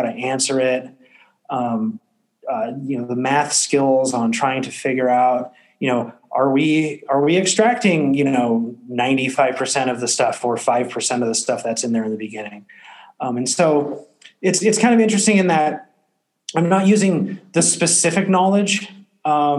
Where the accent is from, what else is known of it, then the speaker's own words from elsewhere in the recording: West Coast, United States; moved away as an adult; also born or lived in Paris, France; come back to my hometown